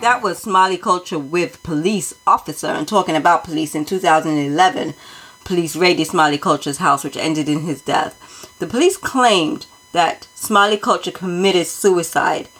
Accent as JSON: {"language": "English", "region": "London", "country": "United Kingdom", "tie": "born or raised there", "said": "I grew up around … as a youth in Brixton"}